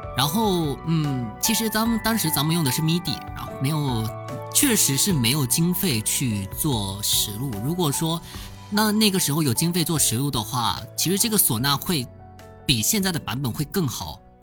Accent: Fujian, China; 我是福建人

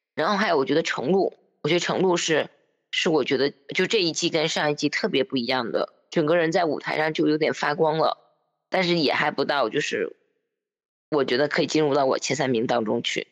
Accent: Northeast China, China; accent: Northeastern (Dongbei); 我是东北人

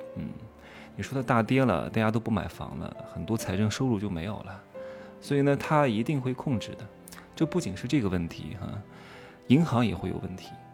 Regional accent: Wuhu, Anhui, China; moved away; 老家安徽芜湖有什么，呃，这个新百大厦，啊，精英购物广场、商之都

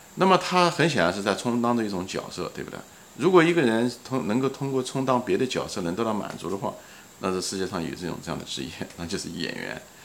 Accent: China; 我们是中国人

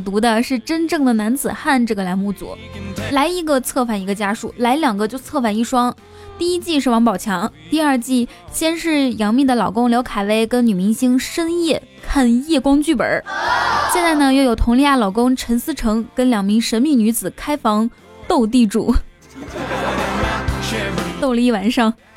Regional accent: Inner Mongolia, China; 我们内蒙古人

